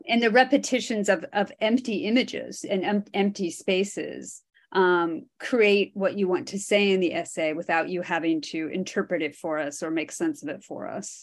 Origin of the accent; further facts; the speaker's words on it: Iowa, United States; I grew up in Iowa, which is considered the drive-through state.